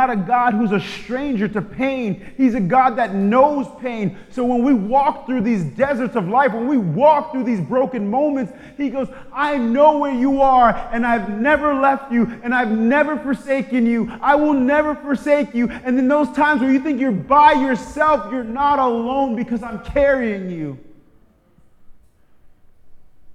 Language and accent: English; New York, United States; when I was growing up in New York